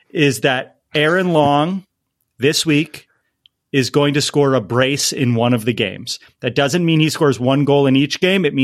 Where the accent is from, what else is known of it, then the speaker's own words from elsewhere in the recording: East Coast, United States; now in Los Angeles, United States; I grew up on the East Coast and I I wasn't into MLS and when Seattle and Portland came into the league, that's when I started to take notice of MLS